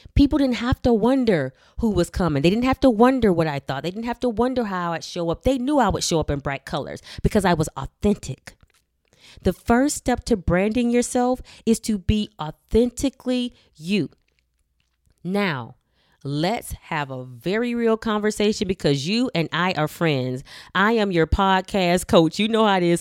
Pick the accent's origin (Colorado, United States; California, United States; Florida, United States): Florida, United States; Miami; I was born and raised in Miami, Florida